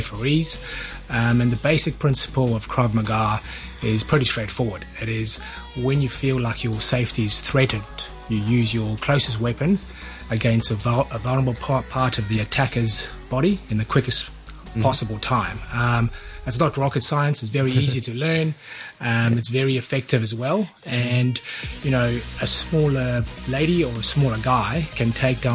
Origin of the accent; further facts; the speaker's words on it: South Africa; also born or lived in New Zealand; now in Hong Kong; I'm originally from South Africa, but actually been living in New Zealand for 20 years.